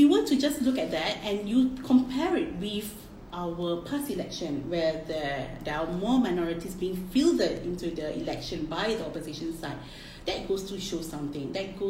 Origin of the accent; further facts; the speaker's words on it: Singapore; See, us as Singaporeans, like, why do we even need to...